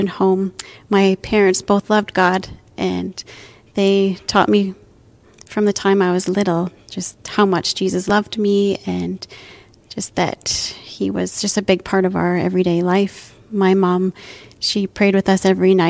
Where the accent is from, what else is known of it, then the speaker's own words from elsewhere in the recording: Burns Lake, British Columbia, Canada; now in Prince George, Canada; I grew up in a little town called Burns Lake, BC